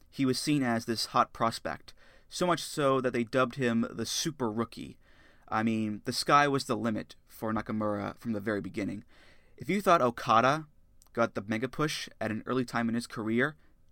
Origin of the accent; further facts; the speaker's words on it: Framingham, Massachusetts, United States; now in Boston, United States; I live in Boston, but I'm originally from Framingham. I lived there for the first 22 years of my life